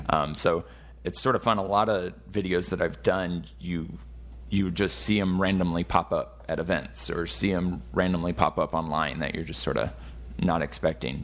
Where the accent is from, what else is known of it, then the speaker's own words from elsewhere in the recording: Fort Worth, Texas, United States; I'm actually from Fort Worth